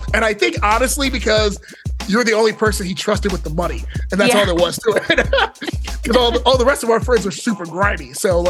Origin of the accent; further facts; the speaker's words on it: Montgomery County, Maryland, United States; I grew up in Mo County, but I frequented Baltimore, and I am also a Towson grad.